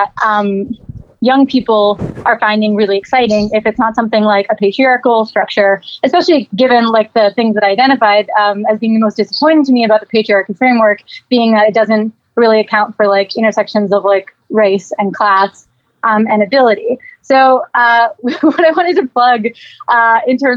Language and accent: English; Miami, Florida, United States; growing up in Miami